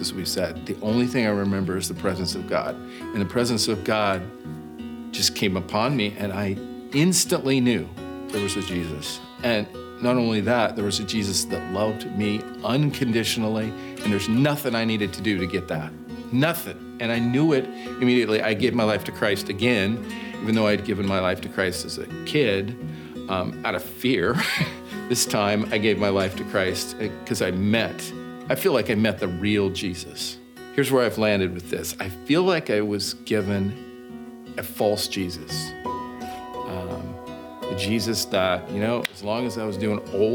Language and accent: English; Bend, Oregon, United States; I grew up in Bend, Oregon